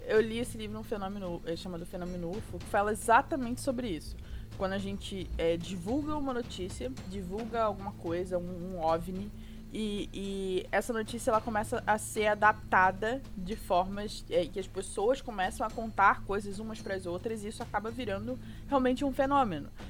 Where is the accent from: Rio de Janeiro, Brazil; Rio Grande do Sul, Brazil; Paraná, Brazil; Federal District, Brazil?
Rio de Janeiro, Brazil; moved away; Sou carioca